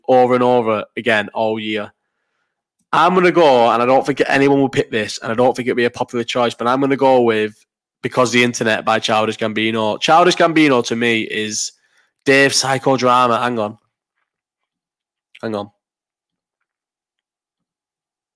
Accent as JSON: {"language": "English", "town": "Bolton", "region": "North West England", "country": "United Kingdom", "tie": "born or raised there", "also_born_or_lived": "Farnborough, Kent", "said": "I was born in Farnborough in Kent and moved to Bolton, where, as I've said numerous times, there wasn't another black family in the whole of Bolton until I was 15, 16"}